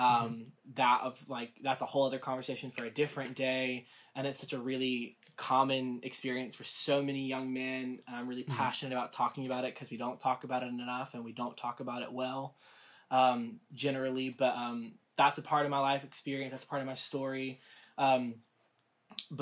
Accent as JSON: {"language": "English", "region": "the South", "country": "United States", "tie": "born or raised there", "also_born_or_lived": "Rome, Georgia", "said": "I grew up in the South in a very conservative home environment."}